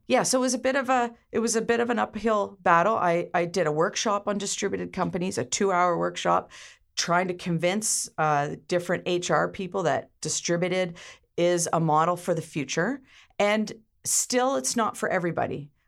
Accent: Ontario, Canada; now in Campbell River, Canada; I was originally from Ontario, but I consider myself an honorary islander, being here over thirty years

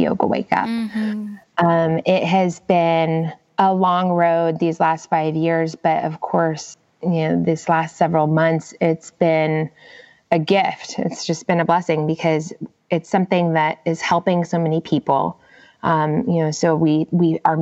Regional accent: Gainesville, Florida, United States; moved away as an adult; now in California, United States; Florida, my hometown in Gainesville

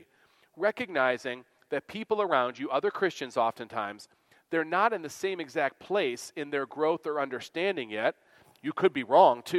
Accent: Western New York, United States; where I grew up in Western New York

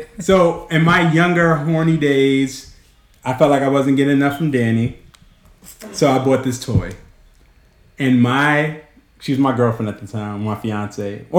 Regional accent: New York, United States; growing up in New York

